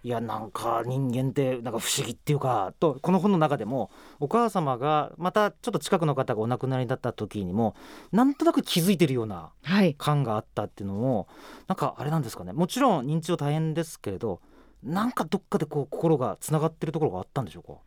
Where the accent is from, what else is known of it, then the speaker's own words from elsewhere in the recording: Saga, Japan; moved away as an adult; 私佐賀県出身なんですよ。